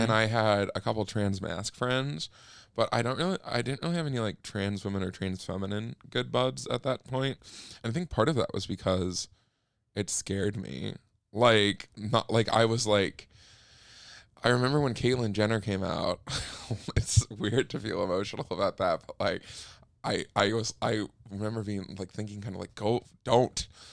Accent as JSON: {"language": "English", "town": "Minneapolis", "region": "Minnesota", "country": "United States", "tie": "born or raised there", "also_born_or_lived": "Ely, Minnesota", "moved": "yes", "said": "I grew up there and I grew up in Ely, Minnesota, which is, like, way up north"}